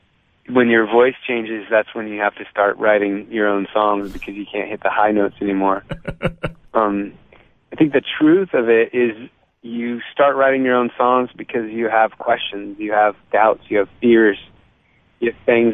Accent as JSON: {"language": "English", "region": "California", "country": "United States", "tie": "born or raised there", "also_born_or_lived": "Boston, United States / Virginia, United States", "said": "So I was born in California, lived there for 5 years, then moved to Boston for 7 years and moved to Virginia for 4 years, then moved back to California, and then that kind of California always felt like home"}